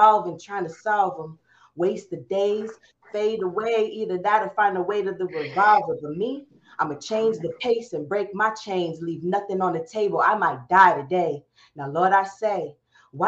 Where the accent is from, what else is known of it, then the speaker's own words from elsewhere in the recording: Chino, California, United States; also born or lived in Compton, California; my hometown is Chino. I mostly grew up there